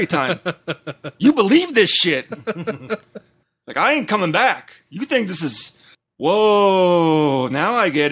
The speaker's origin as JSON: {"language": "English", "region": "Wisconsin", "country": "United States", "tie": "born or raised there", "said": "growing up in Wisconsin, there's a big Catholic, big Protestant"}